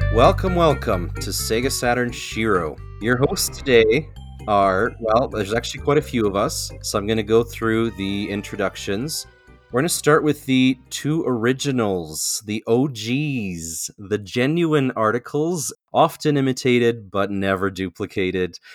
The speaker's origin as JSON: {"language": "English", "country": "Canada", "said": "I am your Canadian connection"}